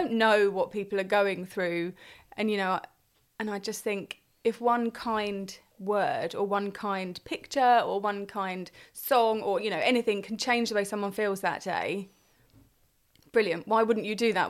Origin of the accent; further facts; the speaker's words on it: Crowborough, South East England, United Kingdom; also born or lived in Hartfield; I grew up in Crowborough